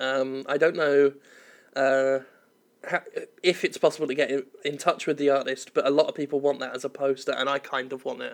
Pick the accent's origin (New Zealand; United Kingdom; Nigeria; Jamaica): United Kingdom; moved away as an adult; now in Mississippi, United States